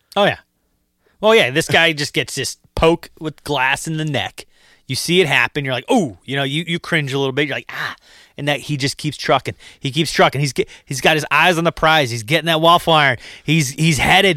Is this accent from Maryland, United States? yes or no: no; Massachusetts, United States; we're from Massachusetts